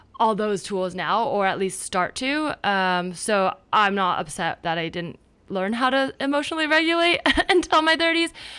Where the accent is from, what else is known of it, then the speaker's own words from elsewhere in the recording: Palo Alto, California, United States; moved away as an adult; also born or lived in New York; now in Los Angeles, United States; I grew up in the Bay Area. My parents met at Stanford, so like Palo Alto, and then grew up there